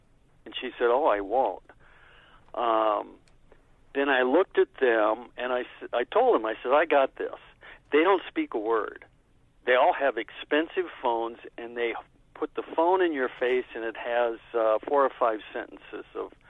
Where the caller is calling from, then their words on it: Englewood, United States; I'm from Englewood.